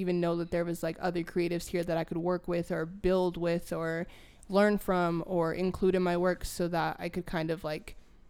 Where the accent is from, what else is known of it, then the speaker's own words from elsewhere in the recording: Minneapolis, Minnesota, United States; moved away as an adult; now in Denver, United States; I'm initially from Minneapolis, Minnesota.